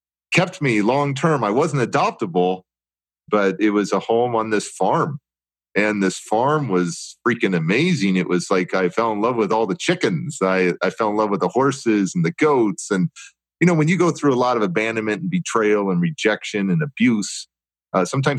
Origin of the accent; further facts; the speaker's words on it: Oakland, California, United States; I grew up in Alameda County foster care, Oakland foster care system